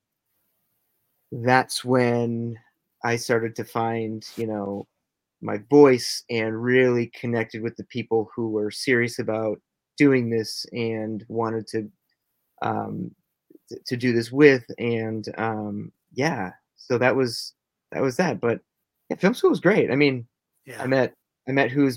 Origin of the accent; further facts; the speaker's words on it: Minnesota, United States; I'm from Minnesota. I currently live here now in Minnesota